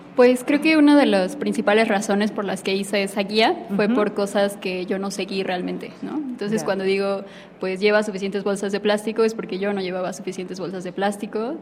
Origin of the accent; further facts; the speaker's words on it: Mexico; los mexicanos estamos pegados a Estados Unidos